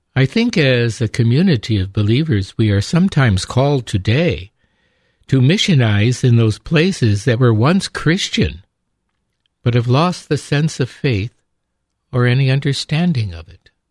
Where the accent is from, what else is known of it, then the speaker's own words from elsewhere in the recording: upstate New York, United States; growing up in upstate New York